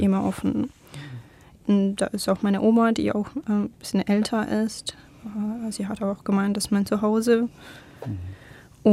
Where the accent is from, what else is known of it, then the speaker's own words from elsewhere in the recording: Crimea, Ukraine; German is a second language; moved away as an adult; now in Stuttgart, Germany; Aber ich bin auf der Krim geboren